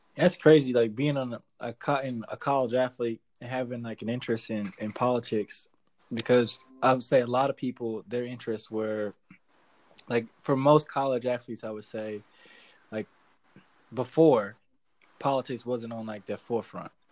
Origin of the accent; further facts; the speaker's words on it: Cleveland, Ohio, United States; I'm from Cleveland.